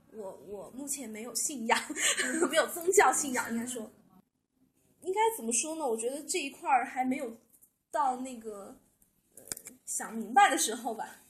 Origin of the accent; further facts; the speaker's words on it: China; 我们中国人去那边都是去 去寺庙里面拜